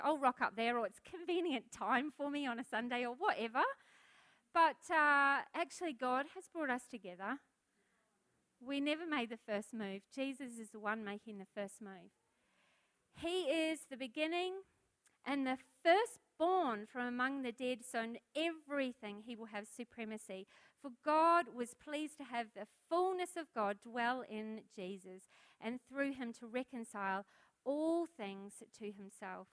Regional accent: New Zealand; now in Australia; I'm a foreigner, I'm a Kiwi

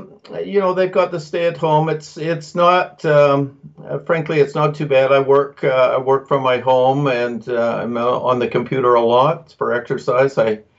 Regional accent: Vancouver, British Columbia, Canada; moved away as an adult; also born or lived in New York City, United States; now in San Francisco Bay Area, United States; I grew up in Vancouver and in my mid-20s came to the U.S. for a brief stint in New York City. And then one thing led to another. I married an American and had kids and ended up staying here.

